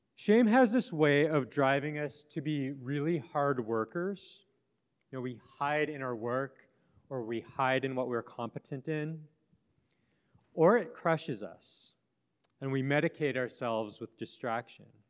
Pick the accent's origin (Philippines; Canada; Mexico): Canada; Western Canada; I grew up in Western Canada on, on the plains there